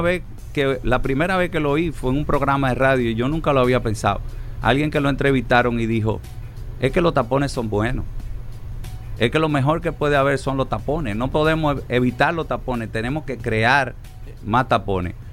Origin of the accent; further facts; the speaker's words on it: Santo Domingo, Distrito Nacional, Dominican Republic; mi ciudad natal, Santo Domingo